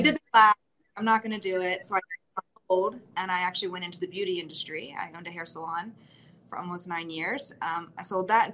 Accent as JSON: {"language": "English", "region": "Northern Virginia", "country": "United States", "tie": "born or raised there", "said": "I am from Northern Virginia, born and raised, left a little bit for college, came back to settle here"}